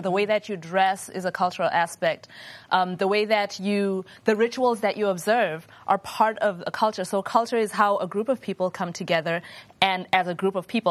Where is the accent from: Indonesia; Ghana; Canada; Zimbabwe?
Zimbabwe; moved away; I grew up in Zimbabwe